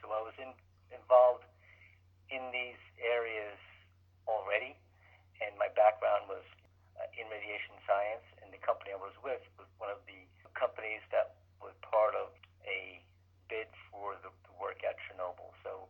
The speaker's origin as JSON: {"language": "English", "town": "Jersey City", "region": "New Jersey", "country": "United States", "tie": "born or raised there", "also_born_or_lived": "Eldred, New York", "said": "Just outside of New York City in Jersey City. That's where I grew up. I went to school at Rutgers and did a lot of my education and hockey and things like that in New Jersey."}